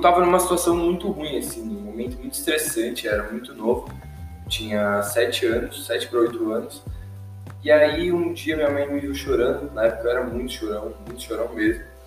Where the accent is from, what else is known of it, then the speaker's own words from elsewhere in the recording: Indaiatuba, São Paulo, Brazil; quando eu mudei de São Paulo para Indaiatuba